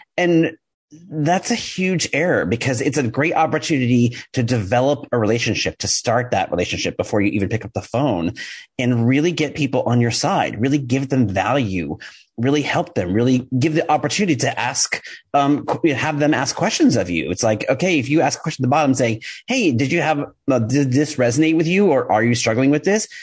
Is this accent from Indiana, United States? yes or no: no; New York, United States; I'm a New Yorker. I talk fast